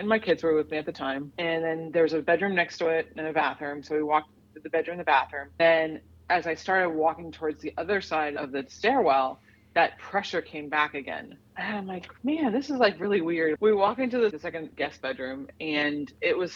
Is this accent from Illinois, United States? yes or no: no; Miami, Florida, United States; moved away as an adult; now in Raleigh, United States; I'm from Miami originally